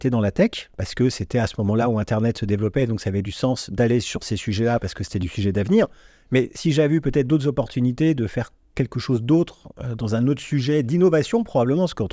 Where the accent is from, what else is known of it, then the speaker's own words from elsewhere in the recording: Vierzon, Centre-Val de Loire, France; also born or lived in Neuilly-sur-Seine; Je suis né à Neuilly-sur-Seine. Ah, t'es né là-bas Mais j'ai grandi ah, à Vierzon.